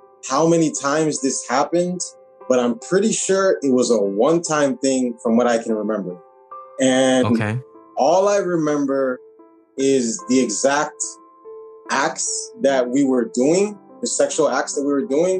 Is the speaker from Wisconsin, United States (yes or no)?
no; Miami, Florida, United States; Born and raised in Miami, Florida